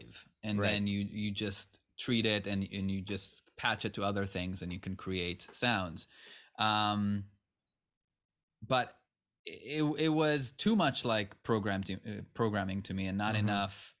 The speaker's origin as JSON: {"language": "English", "country": "Israel", "second_language": "English", "lives_now": "United States", "said": "I'm originally from Israel, and I had some modest success there when I was still very much a teenager. And had an opportunity to come to the U.S. as a musician"}